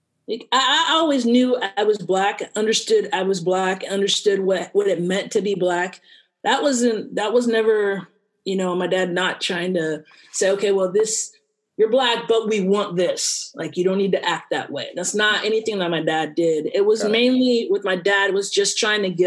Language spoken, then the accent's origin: English; Buena Park, California, United States; also born or lived in Gary, Indiana; we moved from there to California, grew up in Buena Park, Orange County area